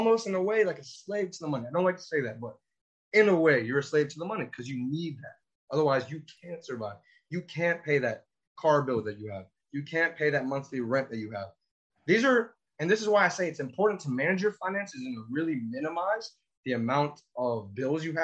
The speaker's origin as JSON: {"language": "English", "region": "Florida", "country": "United States", "said": "here I am from Florida"}